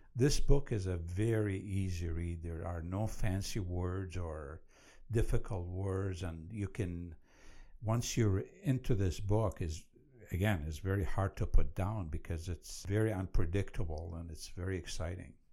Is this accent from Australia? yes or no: no; Iraq; now in United States; I was born and raised in Iraq